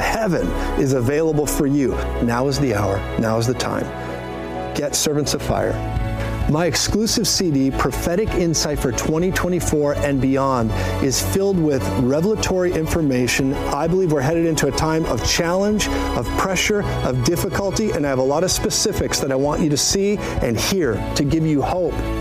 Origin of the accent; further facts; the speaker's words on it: Colorado, United States; I'm from Colorado